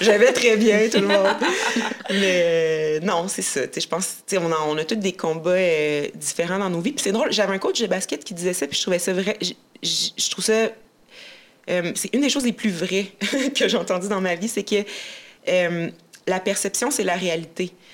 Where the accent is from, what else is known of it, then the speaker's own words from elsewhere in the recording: Abitibi, Quebec, Canada; j'ai grandi en Abitibi